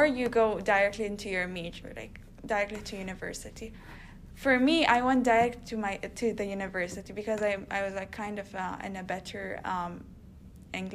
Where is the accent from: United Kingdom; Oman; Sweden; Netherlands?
Oman; moved away as an adult; now in United States; I come from Oman, which is a country across the world.